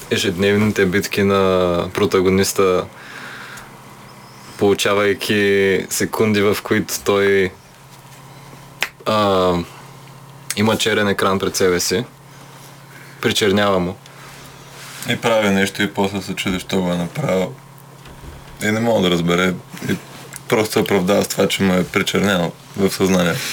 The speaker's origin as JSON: {"language": "Bulgarian", "town": "Dobrich", "region": "Dobrich Province", "country": "Bulgaria", "tie": "born or raised there", "moved": "as an adult", "lives_now": "Sofia, Bulgaria", "said": "И доста дълго време се бяхме там и репетирахме там и свирихме там. И от две години сме всички вече в София преместени официално."}